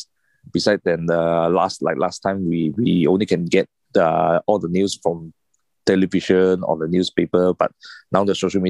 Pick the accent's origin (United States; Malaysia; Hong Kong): Malaysia; Kuala Lumpur; I'm from Kuala Lumpur also